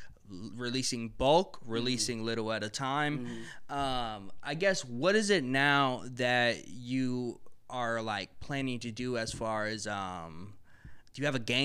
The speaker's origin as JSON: {"language": "English", "town": "Milwaukee", "region": "Wisconsin", "country": "United States", "tie": "born or raised there", "said": "62nd right here. That's where I grew up"}